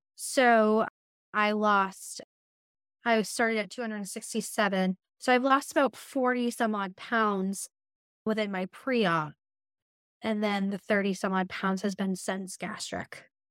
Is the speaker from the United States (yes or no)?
yes; New Hampshire, United States; I'm from New, New Hampshire